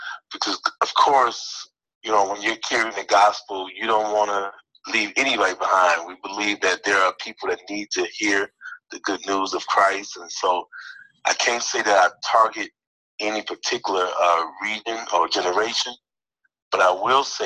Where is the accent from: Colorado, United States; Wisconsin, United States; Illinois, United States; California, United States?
Illinois, United States; Chicago; I'm born and raised in Chicago